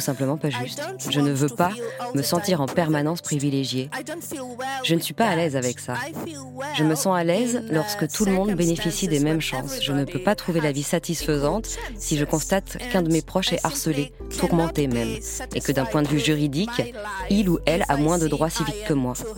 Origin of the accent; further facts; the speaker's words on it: Lublin, Lublin Voivodeship, Poland; moved away; ma ville natale de Lublin